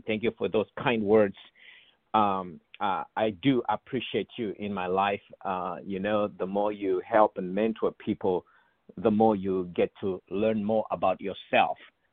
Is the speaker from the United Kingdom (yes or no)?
no; Ndola, Copperbelt Province, Zambia; moved away as an adult; also born or lived in South Africa; I grew up in Zambia as a privileged young boy.